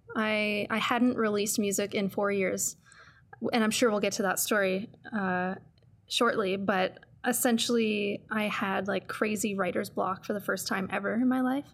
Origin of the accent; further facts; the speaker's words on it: Sudbury, Ontario, Canada; moved away as an adult; now in Calgary, Canada; I grew up in Sudbury, and it's, it's a city, but it's very much a small town